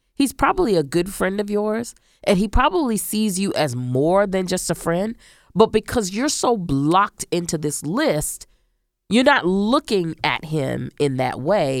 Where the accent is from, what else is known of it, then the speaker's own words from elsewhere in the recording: Central Florida, United States; I grew up in Central Florida